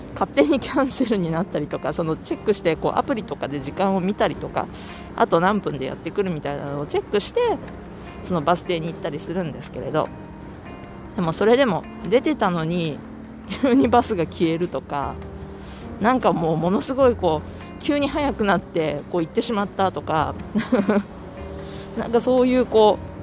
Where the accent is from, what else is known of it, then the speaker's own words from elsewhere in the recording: Japan; moved away as an adult; now in United States; 日本で生まれ育ってきた私